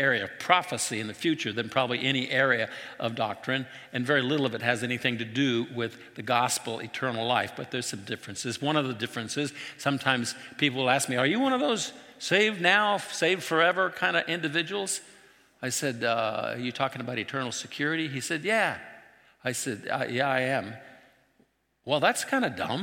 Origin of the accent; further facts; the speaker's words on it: Trout Lake, Washington, United States; where I grew up in Trout Lake wasn't that far from Antelope